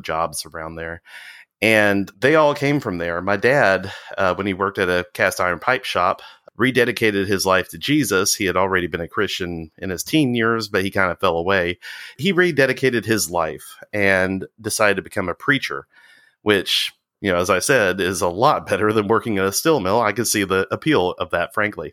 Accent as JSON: {"language": "English", "area": "Walker County", "region": "Alabama", "country": "United States", "tie": "born or raised there", "also_born_or_lived": "England", "said": "I grew up in the Walker County area"}